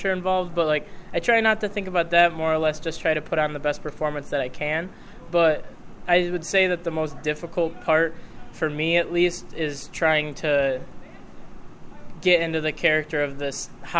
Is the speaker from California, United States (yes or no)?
no; Salamanca, New York, United States; also born or lived in Fredonia; I'm from Salamanca